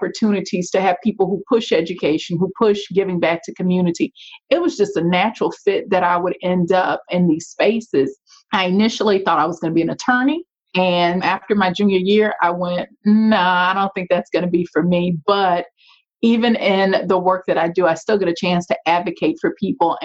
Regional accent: Shreveport, Louisiana, United States; moved away; You know, I grew up in Shreveport, Louisiana. So that's where you hear the accent.

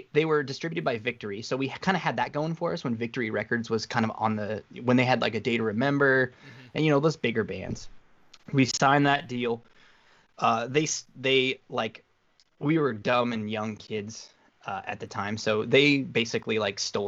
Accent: Wyoming, United States; moved away; I was from Wyoming, so everything was like 3 years late to where I lived

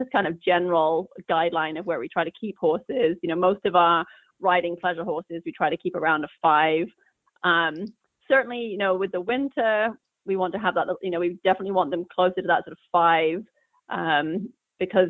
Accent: England, United Kingdom; now in Northern California, United States; I grew up in England

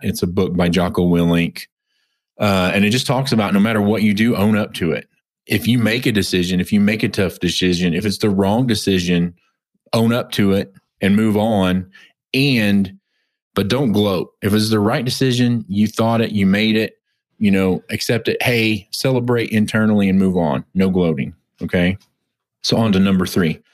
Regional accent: United States; also born or lived in Oklahoma / Texas; growing up in Oklahoma and Texas

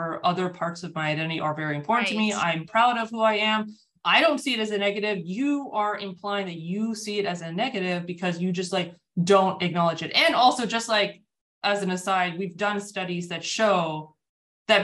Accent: United States; I'm born and raised in the United States, so that's very much my context

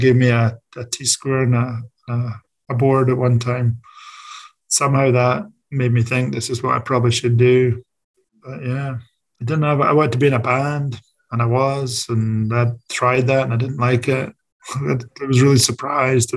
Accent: Scotland, United Kingdom; moved away; As a Scottish person

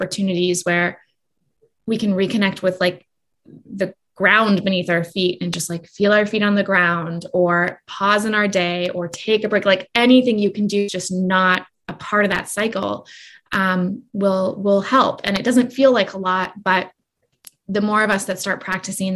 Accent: Canada; now in Salt Spring Island, Canada; growing up, I remember, especially as a Canadian

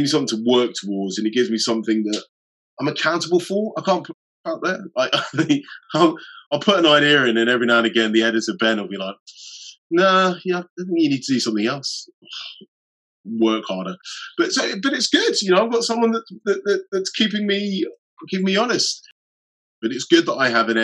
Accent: United Kingdom; as British people

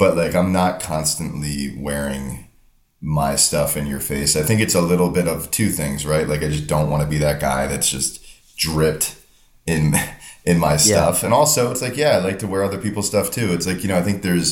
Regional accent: Northern New Jersey, United States; I'm from Northern New Jersey.

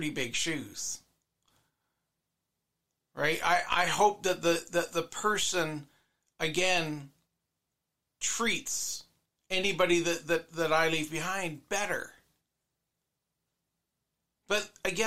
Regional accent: Canada; me as a Canadian

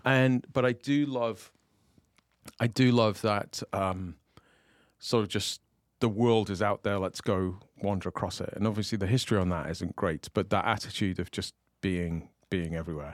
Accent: United Kingdom; moved away

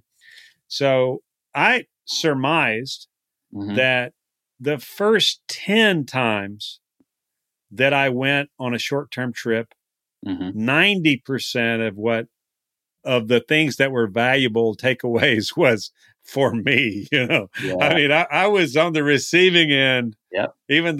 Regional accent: Texas, United States; moved away as an adult; also born or lived in the Carolinas; I'm from Texas. You know, I spent about how many years out? Over 12 years outside of Texas

